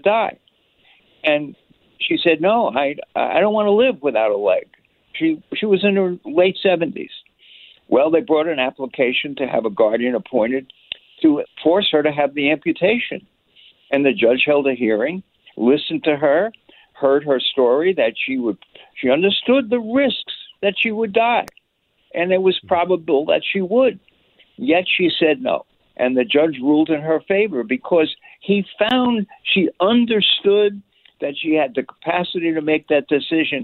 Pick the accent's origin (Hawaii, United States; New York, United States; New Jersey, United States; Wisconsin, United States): New York, United States; I'm a New Yorker